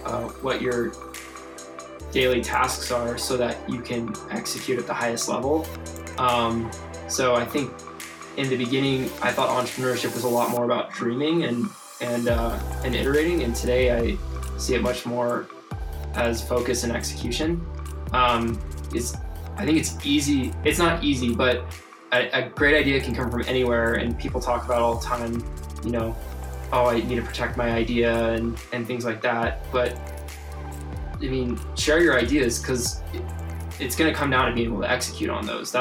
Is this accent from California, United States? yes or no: yes; San Diego, California, United States; moved away as an adult; also born or lived in Santa Barbara, California; now in Colorado, United States; I grew up in California. I grew up in San Diego and spent my childhood and major first part of my life there until I was 18